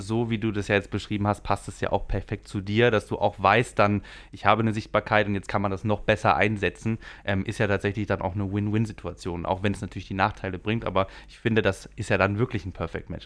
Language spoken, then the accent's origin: German; the region around Europa-Park, Baden-Württemberg, Germany; ich war natürlich oft auch als Kind hier, ich komme auch aus der Region